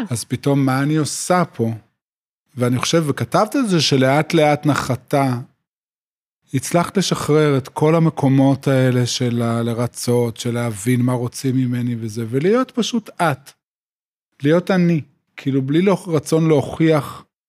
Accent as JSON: {"language": "Hebrew", "town": "Yotvata", "region": "Southern District", "country": "Israel", "tie": "born or raised there", "also_born_or_lived": "Tel Aviv", "moved": "as an adult", "lives_now": "Binyamina, Israel", "said": "גדלתי בקיבוץ יוטבתא, ובעצם עד גיל, עד הצבא חייתי במקום שהוא אה, מבודד"}